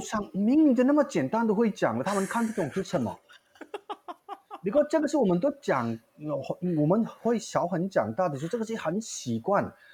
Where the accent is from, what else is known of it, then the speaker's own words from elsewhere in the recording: India; Chinese is a second language; moved away as an adult; also born or lived in Singapore; now in Taiwan; 我的家乡就曼尼布